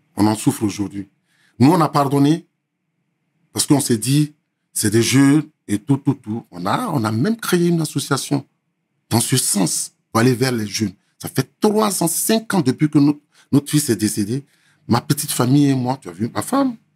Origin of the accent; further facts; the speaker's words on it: Côte d’Ivoire; moved away as an adult; also born or lived in Lakota, Côte d'Ivoire / Abidjan, Côte d'Ivoire; now in France; Je suis de la Côte d'Ivoire, 100%, 100 ivoirien